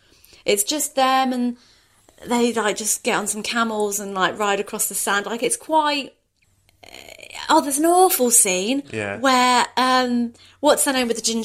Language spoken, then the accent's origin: English; Reading, South East England, United Kingdom; I'm from Reading.